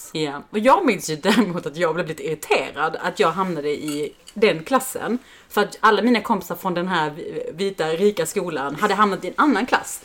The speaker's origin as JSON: {"language": "Swedish", "town": "Helsingborg", "region": "Skåne", "country": "Sweden", "tie": "born or raised there", "said": "I Helsingborg där vi växte upp"}